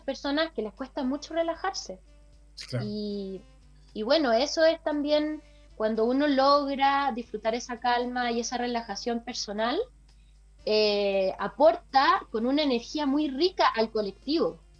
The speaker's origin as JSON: {"language": "Spanish", "country": "Chile", "said": "de Chile"}